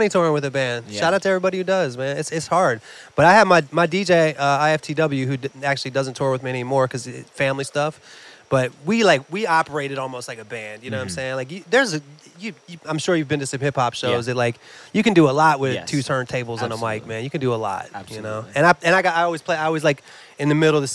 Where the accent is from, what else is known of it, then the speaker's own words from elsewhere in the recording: Maryland, United States; moved away; I'm originally from Maryland